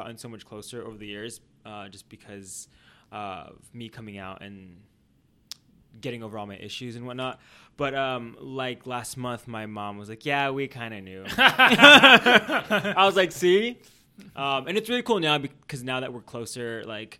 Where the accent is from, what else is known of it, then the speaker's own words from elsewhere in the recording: San Diego, California, United States; now in Los Angeles, United States; I grew up in San Diego